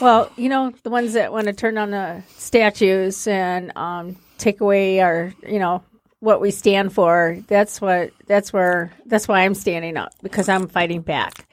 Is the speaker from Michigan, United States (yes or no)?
yes; Sterling Heights, Michigan, United States; also born or lived in Warren, Michigan; I grew up in Warren in Sterling Heights